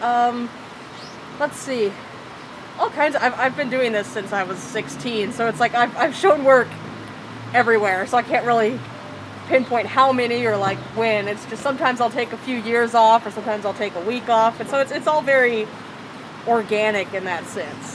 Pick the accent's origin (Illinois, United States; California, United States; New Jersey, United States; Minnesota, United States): California, United States; Sanger; also born or lived in Central Valley, California; originally Sanger, California, but I've kind of bounced all around the valley and kind of all around the central state in general, also